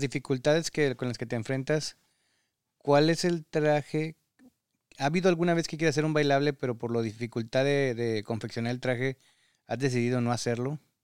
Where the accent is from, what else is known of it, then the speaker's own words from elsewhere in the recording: Mexico; moved away as an adult; now in United States; padres mexicanos que emigramos en estas circunstancias